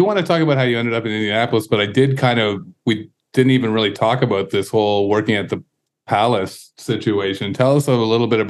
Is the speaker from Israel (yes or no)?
no; Canada; We're Canadian